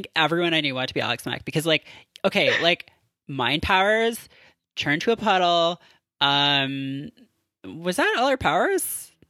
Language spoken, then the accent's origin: English; Canada; growing up in Canada